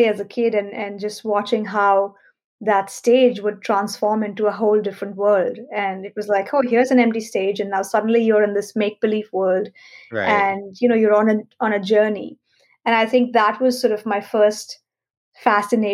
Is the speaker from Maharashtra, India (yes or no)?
yes; Mumbai, Maharashtra, India; I was born and raised in Mumbai